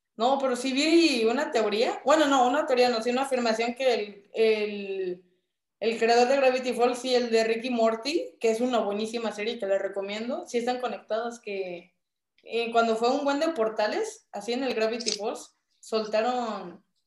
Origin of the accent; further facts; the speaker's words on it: Mexico; Mi cultura mexicana